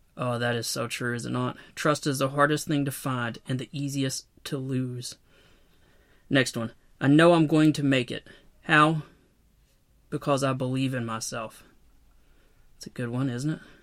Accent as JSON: {"language": "English", "town": "Knoxville", "region": "Tennessee", "country": "United States", "tie": "born or raised there"}